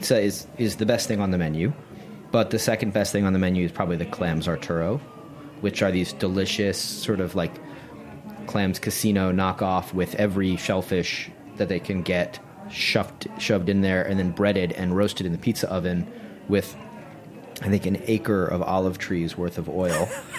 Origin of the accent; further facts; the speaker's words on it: New York, United States; Obviously, I'm a New Yorker